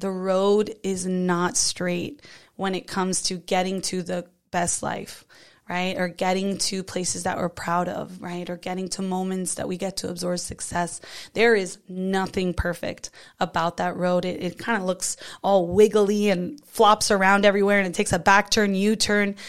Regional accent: South Florida, United States; I'm from South Florida

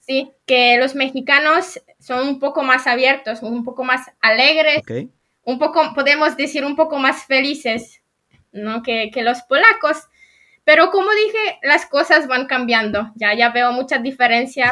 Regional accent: Bydgoszcz, Kuyavian-Pomeranian Voivodeship, Poland; Spanish is a second language; also born or lived in Toruń; nací en Polonia y soy polaca. Eh, soy de Bydgoszcz

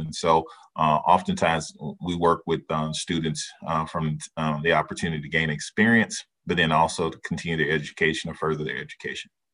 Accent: Dallas, Texas, United States; moved away; I'm originally from Dallas, Texas

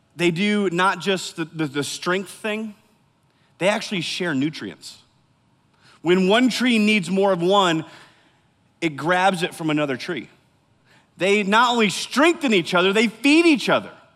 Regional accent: Iowa, United States; I grew up in Iowa, n, smack dab in the middle of the Midwest

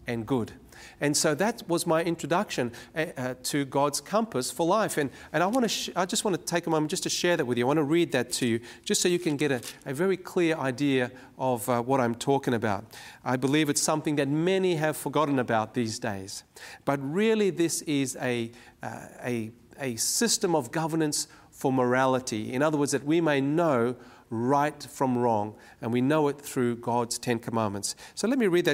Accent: Cape Town, Western Cape, South Africa; now in Sydney, Australia; I was born in Cape Town, South Africa, and there I was born into what was then known as the apartheid regime.

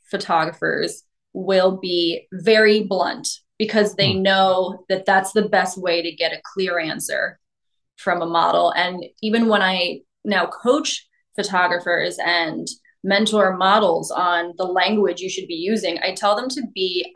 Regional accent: New York City, New York, United States; growing up in New York

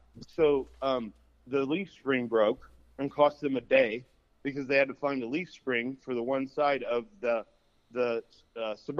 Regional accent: Indiana, United States; moved away; also born or lived in Bay Area; We're from Indiana.

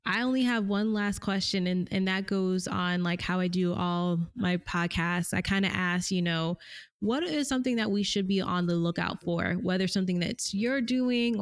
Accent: United States; as Americans

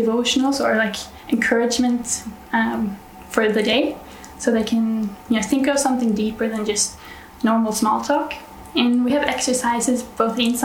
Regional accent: Norway; I'm from Norway, so northern part of Europe

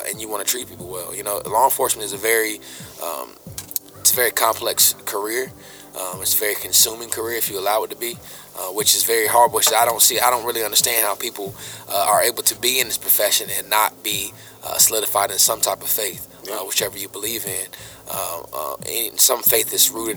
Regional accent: Chapel Hill, North Carolina, United States; also born or lived in Durham, North Carolina; Born and raised in Chapel Hill

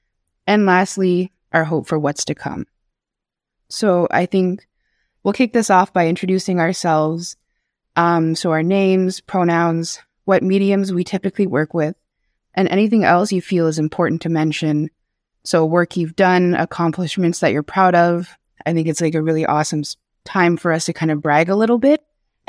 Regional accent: Kitigan-Zibi, Quebec, Canada; My pronouns are they, them, and she, her. I'm Algonquin from Kitigan-Zibi, and I work as an illustrator and digital artist

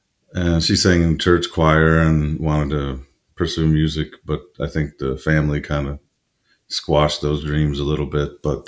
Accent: Chicago, Illinois, United States; also born or lived in New Orleans; now in Stockholm, Sweden; I grew up in Chicago.

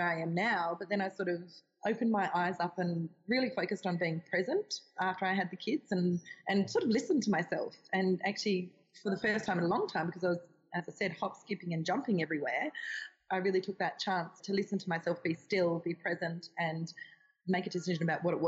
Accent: Hobart, Tasmania, Australia; moved away as an adult; also born or lived in North Island, New Zealand / Dunedin, New Zealand / Melbourne / Wollongong; I'm from Tasmania in Australia. And so I grew up in Hobart, did my schooling there, and then after I finished school, I moved to NZ

